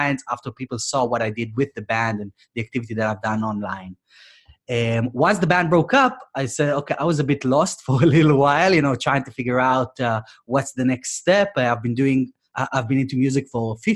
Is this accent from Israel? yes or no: yes; Israel; moved away as an adult; now in United Kingdom; from my hometown, I'm from Israel originally.